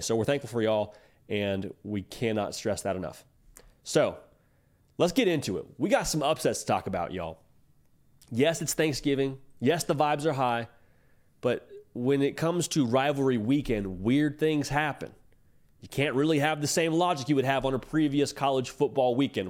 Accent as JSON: {"language": "English", "region": "Georgia", "country": "United States", "tie": "born or raised there", "said": "I grew up around Georgia, Georgia Tech"}